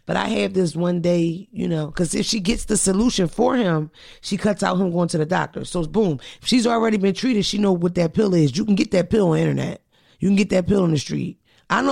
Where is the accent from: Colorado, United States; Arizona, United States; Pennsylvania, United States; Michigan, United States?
Pennsylvania, United States; Philadelphia; Shout out to Philadelphia because I'm from Philly